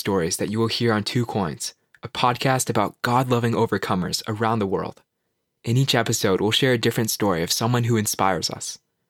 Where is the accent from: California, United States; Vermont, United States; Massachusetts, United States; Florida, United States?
Massachusetts, United States; I'm a freshman from Massachusetts